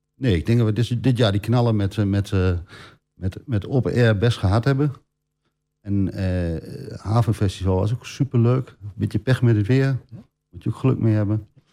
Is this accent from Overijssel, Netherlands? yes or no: yes; Oldenzaal, Overijssel, Netherlands; now in Almelo, Netherlands; opgegroeid in Oldenzaal. In 97 eh, naar het mooie Almelo gekomen